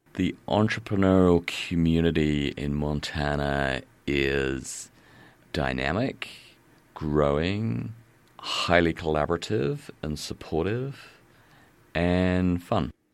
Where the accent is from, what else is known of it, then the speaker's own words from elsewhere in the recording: England, United Kingdom; now in Missoula, United States; being an Englishman